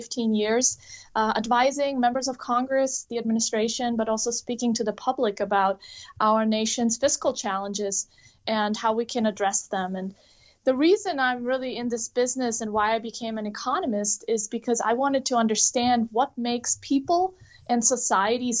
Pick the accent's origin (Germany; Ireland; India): Germany; now in United States; I'm an immigrant from Germany